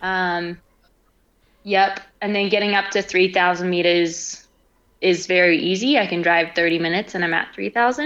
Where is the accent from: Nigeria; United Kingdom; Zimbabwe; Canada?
Zimbabwe; also born or lived in Britain (family origin); now in Colorado, United States; I am from Zimbabwe.